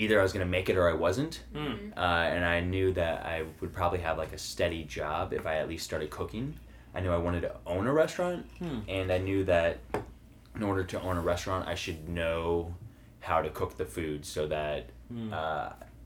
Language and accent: English; Farmington, Missouri, United States; moved away as an adult; also born or lived in St. Louis, Missouri; now in Illinois, United States; I was raised in Farmington, Missouri, so an hour south of St. Louis.